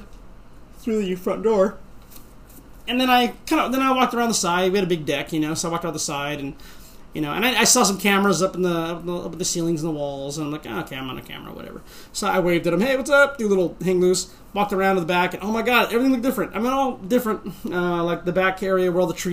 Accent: Bay Area, California, United States; also born or lived in Tracy, California; I'm from Bay Area

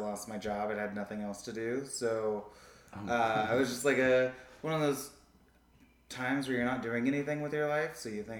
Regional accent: Seattle, Washington, United States; now in Denver, United States

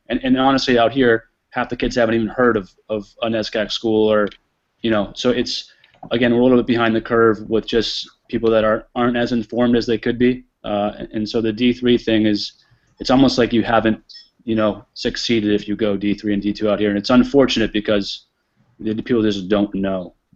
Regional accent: New England, United States; moved away; I grew up in New England

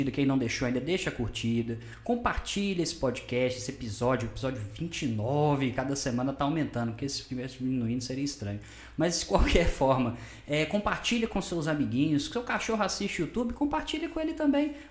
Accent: Sete Lagoas, Minas Gerais, Brazil; Sou daqui de Sete ah, Lagoas sim, mesmo.

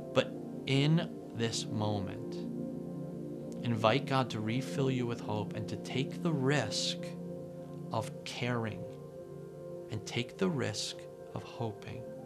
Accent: New Jersey, United States; I am from New Jersey

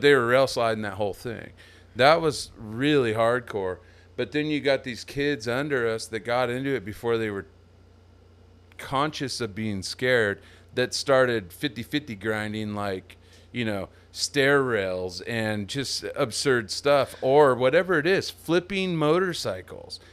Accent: Templeton, California, United States; moved away as an adult; also born or lived in East Bay area, California; now in Texas, United States; my hometown, Templeton, California

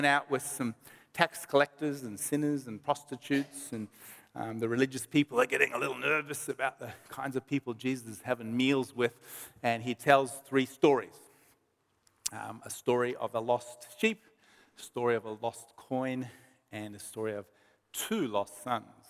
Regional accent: Melbourne, Victoria, Australia; we're from Melbourne

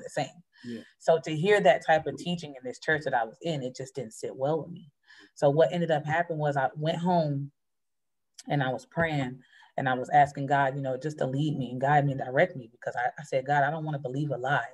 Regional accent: North Carolina, United States; now in Philadelphia, United States; I'm originally from North Carolina.

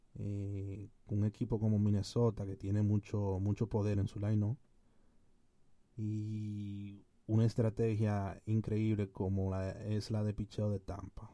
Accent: Dominican Republic; como jóvenes y dominicanos que somos como dominicanos que somos

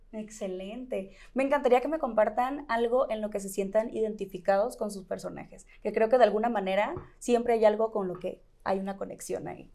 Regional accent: Mexico; como mexicanos estamos súper acostumbrados a escuchar

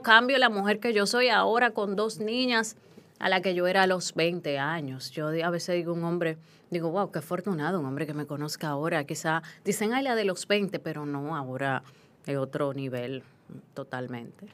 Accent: Hato Mayor, Dominican Republic; moved away; also born or lived in Haina; yo crecí en Atomayor, ahí yo jugaba con un radio

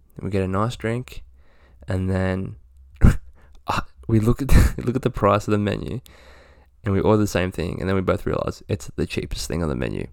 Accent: Australia; we don't celebrate Halloween in Australia

